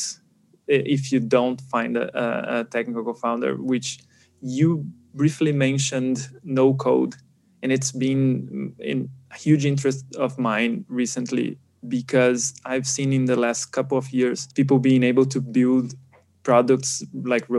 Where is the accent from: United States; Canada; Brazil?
Brazil; I'm from Brazil